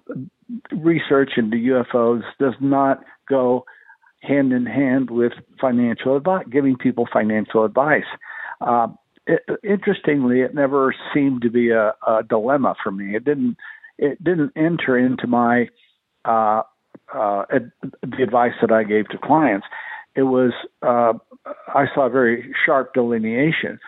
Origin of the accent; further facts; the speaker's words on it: El Paso, Texas, United States; my hometown